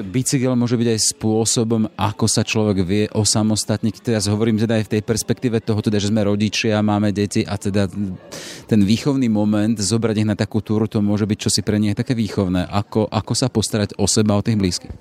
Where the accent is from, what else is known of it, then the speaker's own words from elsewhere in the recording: Liesek, Žilina Region, Slovakia; Ja som pôvodom z Oravy, Liesek